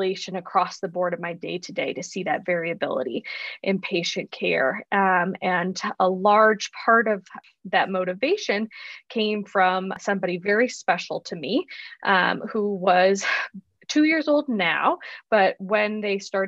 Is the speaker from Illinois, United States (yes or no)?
yes; Chicago, Illinois, United States; moved away as an adult; also born or lived in Arizona; now in Tucson, United States; I was born and raised in Chicago, Illinois.